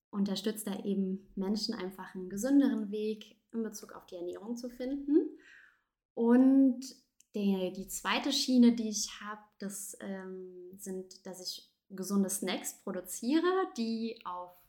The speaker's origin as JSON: {"language": "German", "region": "southern France", "country": "France", "tie": "born or raised there", "said": "Ich bin in, bin in Frankreich tatsächlich geboren. Ja. Ähm, meine Eltern waren damals beruf, aus beruflichen Gründen in Frankreich. Und ich bin tatsächlich in Südfrankreich geboren und auch groß geworden."}